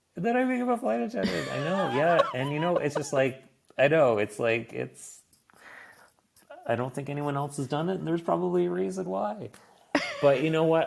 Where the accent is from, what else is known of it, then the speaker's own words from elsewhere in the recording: Nova Scotia, Canada; now in Berlin, Germany; I'm from Nova Scotia. It's on the East Coast.